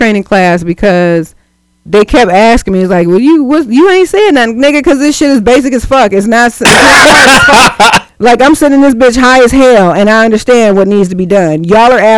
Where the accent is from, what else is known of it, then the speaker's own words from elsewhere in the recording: Cleveland, Ohio, United States; I'm a West Sider